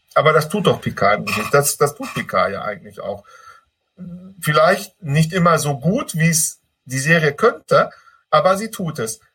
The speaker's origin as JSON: {"language": "German", "area": "Ruhr area", "region": "North Rhine-Westphalia", "country": "Germany", "said": "bei uns im Ruhrpott"}